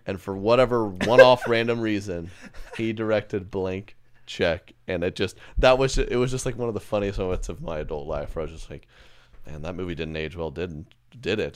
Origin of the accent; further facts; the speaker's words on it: Oklahoma, United States; I grew up one in Oklahoma.